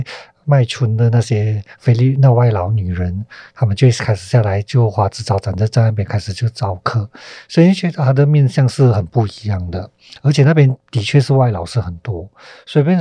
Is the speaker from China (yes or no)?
no; Malaysia; 那我就我就想要做我我我自己在这片土地长大的关于人的事情。所以在二零一四年，我就叫了一个叫《分贝人生》的题材来金马创投嘛。所以从那时候开始，我就很笃定的说，我想做。我接下来有机会做的话，我都想说马来西亚这一片土地上面人的故事。